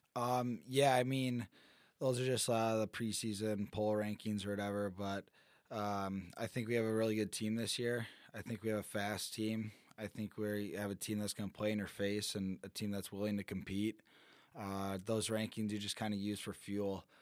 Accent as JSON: {"language": "English", "region": "Michigan", "country": "United States", "moved": "yes", "said": "I'm from Michigan."}